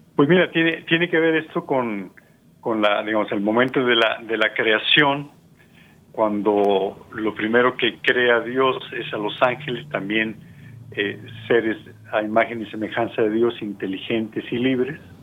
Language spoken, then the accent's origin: Spanish; Mexico; somos mexicanos, por ejemplo, nosotros dos